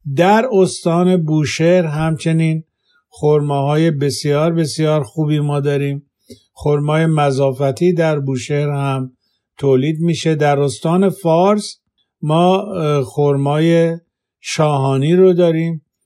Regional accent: Khuzestan, Iran; now in Walnut Creek, United States; زاده و بزرگ شده خوزستانم

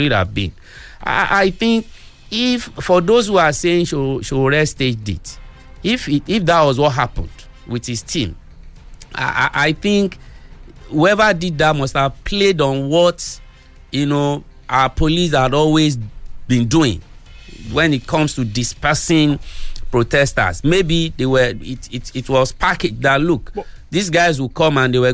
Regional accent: Nigeria; I'm a Nigerian citizen

